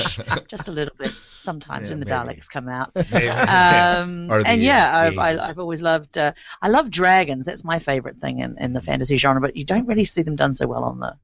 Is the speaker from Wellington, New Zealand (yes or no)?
yes; Wellington, New Zealand; moved away as an adult; I was born in Wellington, New Zealand. Lived there up until about 3 years ago.